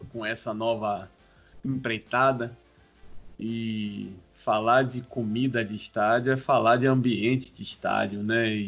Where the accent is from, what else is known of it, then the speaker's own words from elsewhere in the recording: Bahia, Brazil; Como baiano e torcedor do Vitória que sou, eu conheci o futebol pela antiga Fonte Nova